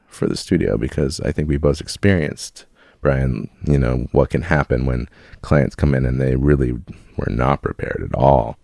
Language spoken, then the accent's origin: English; Chicago, Illinois, United States; now in San Diego, United States; I grew up in Chicago area